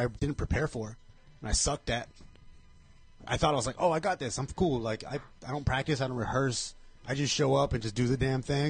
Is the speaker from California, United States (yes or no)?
yes; Covina, California, United States; it was in my hometown of Covina.